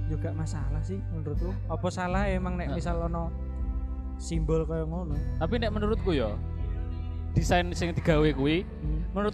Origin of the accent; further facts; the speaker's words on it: Malang, East Java, Indonesia; born there; gue lahir di Malang.